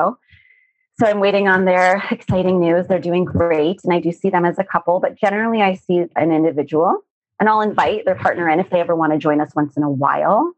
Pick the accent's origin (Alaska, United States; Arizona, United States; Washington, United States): Arizona, United States; I grew up in Arizona and surrounded by a lot of saguaro cacti